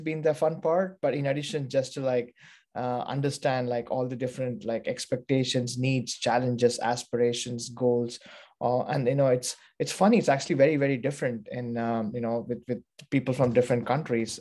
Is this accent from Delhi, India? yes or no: no; Bangalore, Karnataka, India; moved away as an adult; also born or lived in Pittsburgh / New York / London; now in San Francisco, United States; I was born and brought up in India, um, in Bangalore